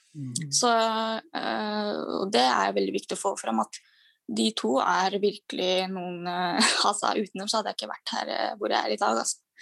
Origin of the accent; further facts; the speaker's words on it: Norway; Jeg har både pakistansk bakgrunn og så er jeg norsk.